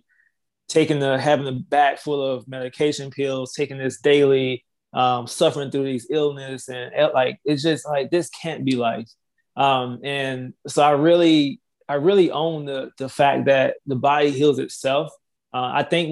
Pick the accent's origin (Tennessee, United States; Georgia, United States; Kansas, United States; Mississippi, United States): Mississippi, United States; Laurel; I'm originally from Laurel, Mississippi